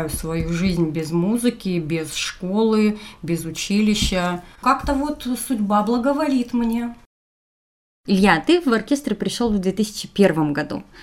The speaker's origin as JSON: {"language": "Russian", "town": "Krasnoyarsk", "region": "Krasnoyarsk Krai", "country": "Russia", "tie": "born or raised there", "said": "Я родилась в Красноярске, всегда жила в Красноярске и никуда не планирую отсюда уезжать."}